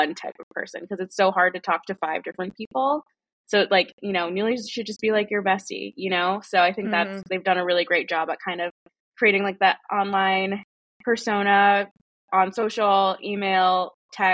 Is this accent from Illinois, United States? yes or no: yes; Chicago, Illinois, United States; moved away as an adult; now in Philadelphia, United States; I'm originally from Chicago